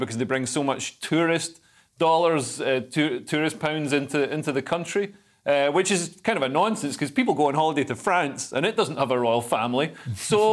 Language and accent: English; Scotland, United Kingdom; as a Scot